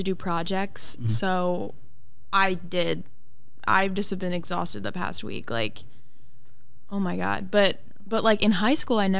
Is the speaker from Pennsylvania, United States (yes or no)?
no; Delaware, United States; So I'm at UD for visual communications. From Delaware. We're all from Delaware.